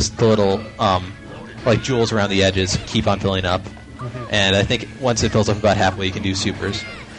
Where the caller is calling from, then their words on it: Oak Forest, Illinois, United States; It's the … from Oak Forest, Illinois.